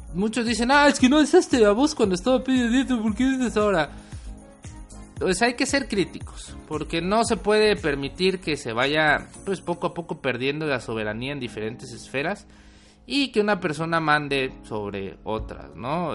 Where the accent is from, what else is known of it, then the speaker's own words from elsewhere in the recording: Mexico; nuestro país